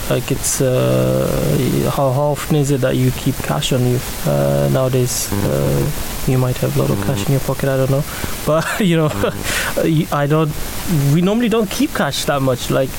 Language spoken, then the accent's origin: English; Pakistan; also born or lived in Norway; now in United Kingdom; So I'm now a British citizen, and my body has adjusted to the rain and the climate here.